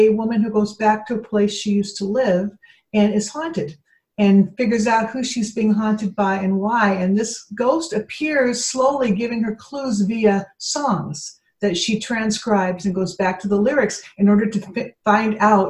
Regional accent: Pacific Northwest, United States; now in New England, United States; I grew up in the Pacific Northwest and I've been living in New England, you know, 35 years.

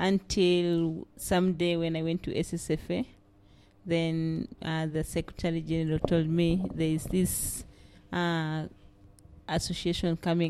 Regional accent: Central Equatoria, South Sudan; now in Juba, South Sudan; I live in Juba, but I originate from Central Equatorial State.

